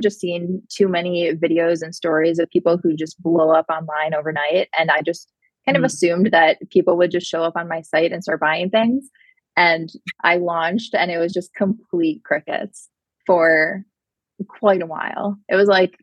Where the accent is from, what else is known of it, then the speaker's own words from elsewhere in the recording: Michigan, United States; also born or lived in Los Angeles; I grew up in Michigan